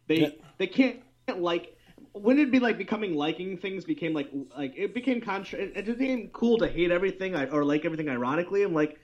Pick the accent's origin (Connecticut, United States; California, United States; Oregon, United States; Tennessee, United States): Connecticut, United States; Meriden; where I grew up in Connecticut